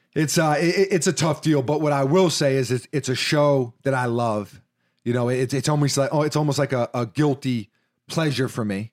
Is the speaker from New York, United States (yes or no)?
yes; New York, United States; in my D N A as a New Yorker